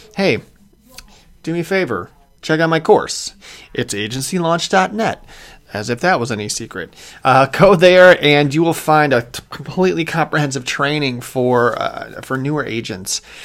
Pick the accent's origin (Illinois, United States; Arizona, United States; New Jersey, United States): Illinois, United States; Clarendon Hills; moved away as an adult; also born or lived in Chicago; I grew up in a town called Clarendon Hills, Illinois uh, which is southwest suburbs.